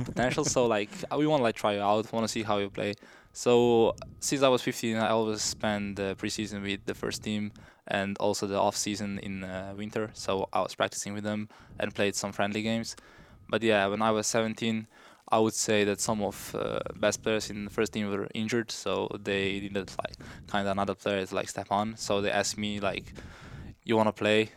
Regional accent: Slovenia; moved away as an adult; now in United States; I grew up in a small village in Slovenia

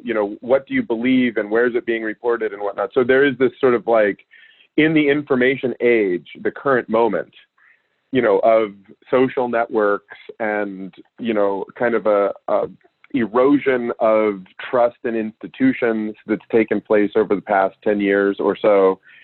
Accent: Alaska, United States; I grew up in Alaska

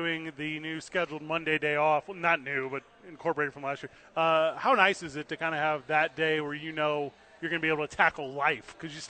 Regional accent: St. Louis, Missouri, United States; moved away; I grew up in the Midwest. You know, I grew up in St. Louis, Missouri

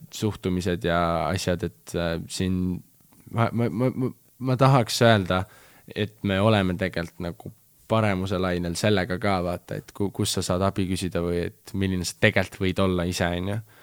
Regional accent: Estonia; ma olen ikka fucking Eestist nagu, ma olen Eestist

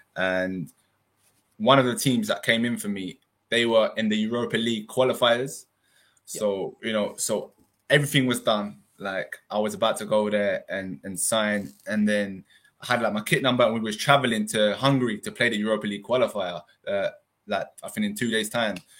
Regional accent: London, United Kingdom; moved away as an adult; Originally my parents are from Iran, but yeah. obviously I've been brought up in the in the UK

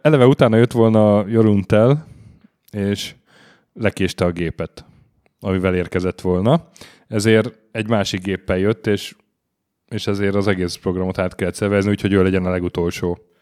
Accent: Hungary; magyarok vagyunk

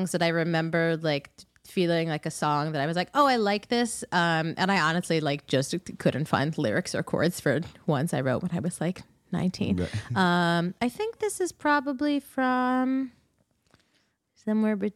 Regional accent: New York City, New York, United States; also born or lived in Ithaca, New York; I grew up around Queens and Long Island.

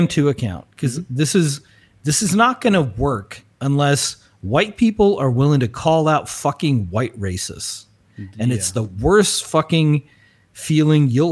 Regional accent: South Africa; we as South African Afrikaner

